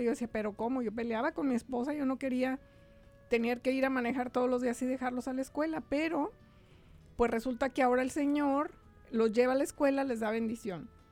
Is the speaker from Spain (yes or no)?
no; Mexico; moved away as an adult; now in United States; Yo llegué directito de México buscando una escuela para mis hijos